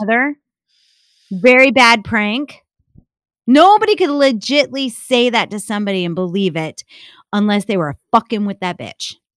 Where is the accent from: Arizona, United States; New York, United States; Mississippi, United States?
New York, United States; upstate; I grew up in upstate New York